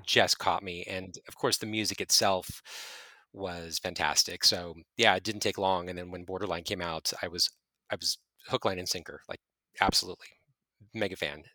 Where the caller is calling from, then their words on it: Santa Clarita, California, United States; I am calling from, uh, Santa Clarita, California.